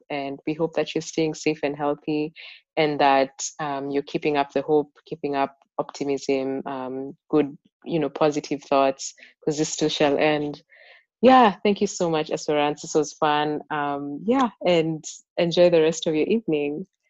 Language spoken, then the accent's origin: English; Kenya; moved away; i grew up in Kenya.